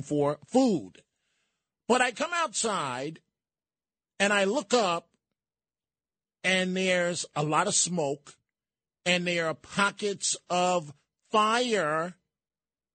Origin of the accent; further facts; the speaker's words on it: New York City, New York, United States; moved away; I'm a kid from the city. You folks know that, from New York City, the housing projects. And by the way, I'm proud of it. From the Patterson housing projects and the Throgs Neck housing projects, both in the Bronx.